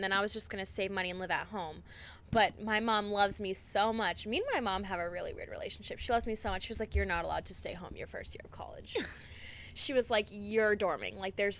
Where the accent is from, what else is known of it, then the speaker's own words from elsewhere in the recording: Tyngsborough, Massachusetts, United States; my hometown is like 15 minutes from here. So where are you from again? Tingsboro, Massachusetts.